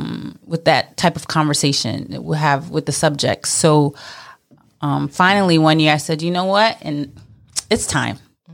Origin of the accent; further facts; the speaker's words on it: Brooklyn, New York, United States; I'm Mrs. New York American 2020, and I am a Brooklyn girl. Born and raised in Brooklyn, and specifically Flatbush.